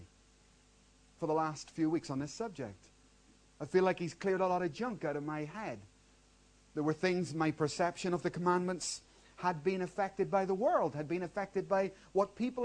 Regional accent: Belfast, Northern Ireland, United Kingdom; moved away; I grew up in Belfast, and that was one lawless city

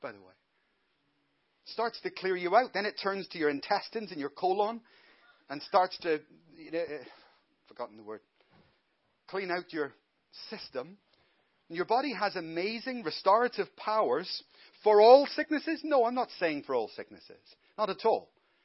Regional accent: Ireland; now in Glasgow, United Kingdom; I'm Irish.

